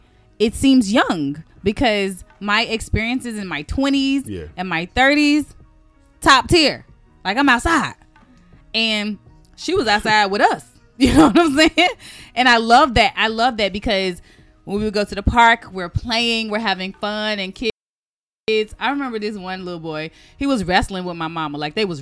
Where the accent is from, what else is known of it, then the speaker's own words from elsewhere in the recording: the South, United States; First of all, okay, so I'm from the South. So we would have pinto beans and cornbread.